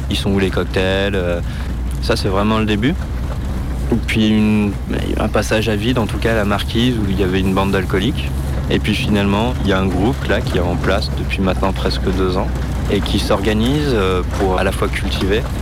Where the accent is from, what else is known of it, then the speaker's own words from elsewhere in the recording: Romans-sur-Isère, Auvergne-Rhône-Alpes, France; je suis originaire de Romans, euh, juste à côté d'ici